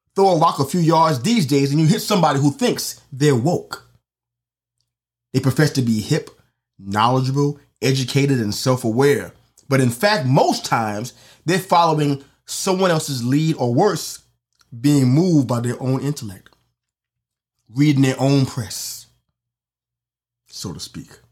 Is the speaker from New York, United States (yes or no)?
yes; New York City, New York, United States; my hometown, for example, on the Upper East Side